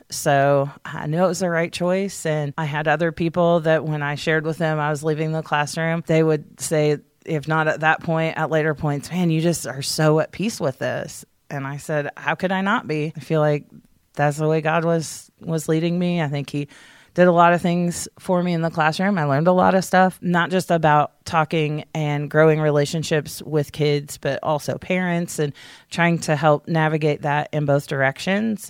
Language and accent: English; Columbus, Indiana, United States; also born or lived in Hayden, Indiana; We both grew up pretty much in Columbus.